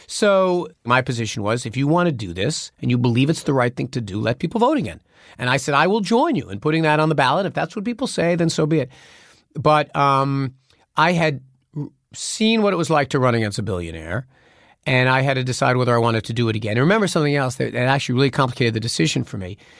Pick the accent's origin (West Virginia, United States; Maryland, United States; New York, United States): New York, United States; I was just being a New Yorker